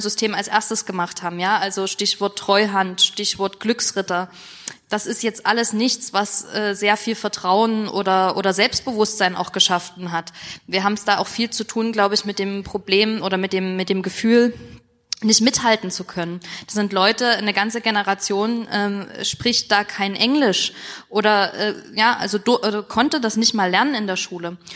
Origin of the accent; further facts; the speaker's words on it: Dresden, Saxony, Germany; ich komme aus Dresden